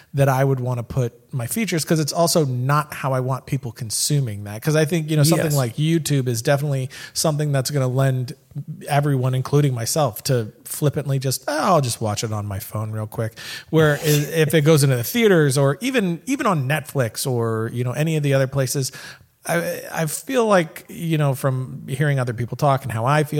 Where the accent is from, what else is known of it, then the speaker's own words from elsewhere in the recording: Florida, United States; moved away as an adult; now in Dallas, United States; I'm in Dallas still. I lived in Florida, born and raised in Florida. Moved to Dallas in like 2012